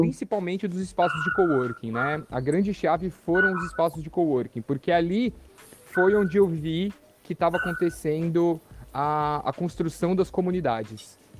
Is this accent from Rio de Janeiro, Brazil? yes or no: no; São Paulo, Brazil; moved away as an adult; now in São Sebastião, Brazil; E eu nasci em São Paulo, né? Como eu disse, sou paulistano.